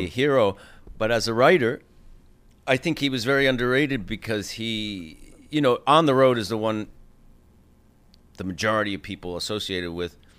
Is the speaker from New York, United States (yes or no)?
yes; New York, United States; as a New Yorker, as a fellow artist